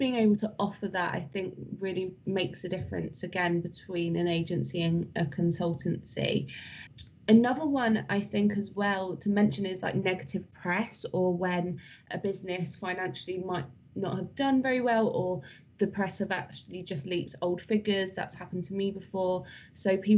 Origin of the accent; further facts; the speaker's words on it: United Kingdom; we're British.